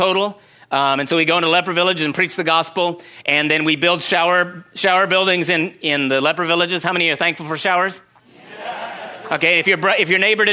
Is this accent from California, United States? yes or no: yes; Secret Valley, California, United States; moved away as an adult; also born or lived in Oregon / China; So I grew up in Secret Valley. We had goats